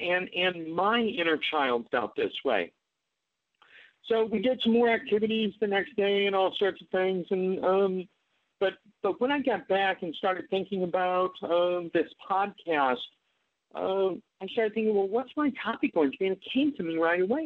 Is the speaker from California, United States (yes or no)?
no; Omaha, Nebraska, United States; moved away; I grew up in Omaha, Nebraska